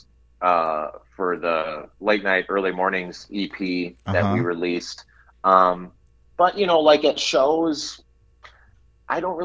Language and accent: English; Hutchinson, Minnesota, United States; I grew up in Hutchinson, okay, Minnesota, which is about an hour and a half west of the metro here